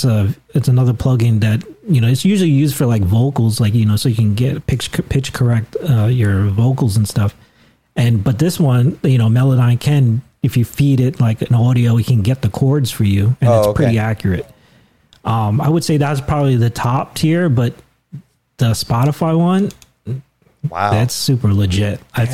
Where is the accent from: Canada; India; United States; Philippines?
Philippines; and then Chad, which was a Filipino, and I was like, and I'm Filipino, so I was like, man, if he can do it, I think I can do it too.